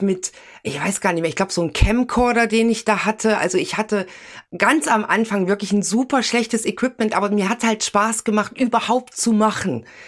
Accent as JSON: {"language": "German", "region": "Thuringia", "country": "Germany", "also_born_or_lived": "Hesse", "moved": "yes", "said": "ich komme ja ursprünglich aus Thüringen, bin nach Hessen gegangen"}